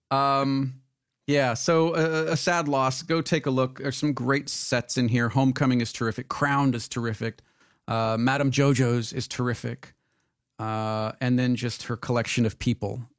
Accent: Michigan, United States; not only am I … from Michigan, I am … … from Michigan.

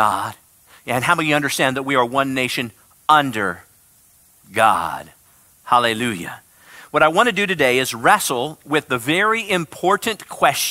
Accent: Midwest, United States; where I come from the Midwest

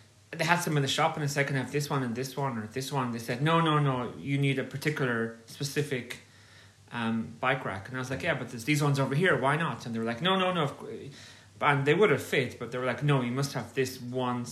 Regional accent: Ireland; moved away as an adult; also born or lived in Gunma, Japan; now in Japan; I'm from Ireland. I've been living in Japan for, I guess, 3 years now

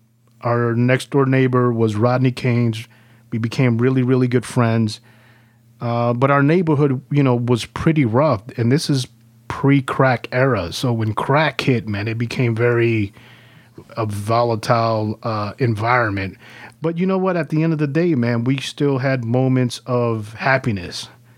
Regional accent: El Salvador; born there; Well, born in El Salvador.

